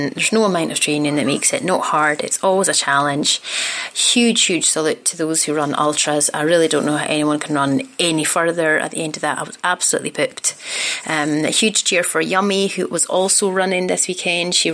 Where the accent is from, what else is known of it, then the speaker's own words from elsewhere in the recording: Scotland, United Kingdom; accent: Scottish; that also explains why my accent has gone spectacularly Scottish. I don't actually speak like this in real life, but when my parents are around, I revert to my old uh, my old accent.